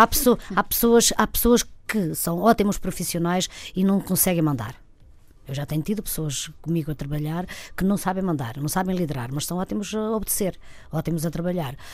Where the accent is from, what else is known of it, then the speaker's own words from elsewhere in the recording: Trás-os-Montes, Portugal; moved away; eu sou mesmo de Trás-os-Montes